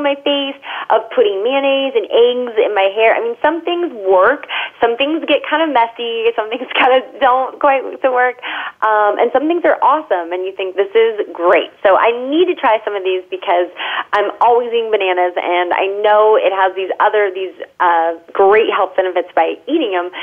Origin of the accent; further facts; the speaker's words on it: California, United States; as a Californian